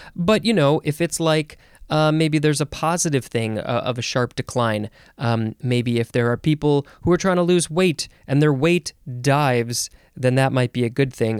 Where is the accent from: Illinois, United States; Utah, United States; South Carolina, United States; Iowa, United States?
Illinois, United States; Chicago; I grew up in the Chicago area